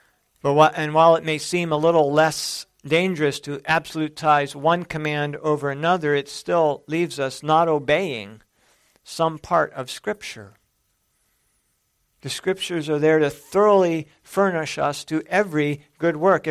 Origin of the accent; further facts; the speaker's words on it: San Jose, California, United States; growing up in San Jose, California